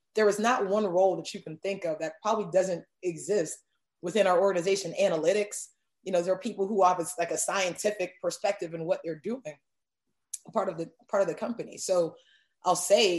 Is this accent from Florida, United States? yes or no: yes; Miami, Florida, United States; moved away as an adult; now in Atlanta, United States; Growing up in Miami